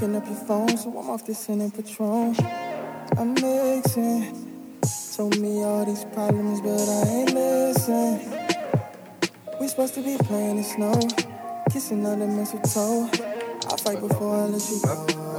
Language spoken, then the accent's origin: English; New York City, New York, United States; I'm from Brooklyn too, Stared City.